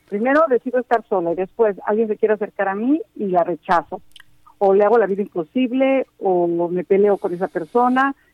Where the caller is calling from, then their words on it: Miami, Florida, United States; de Miami, Florida.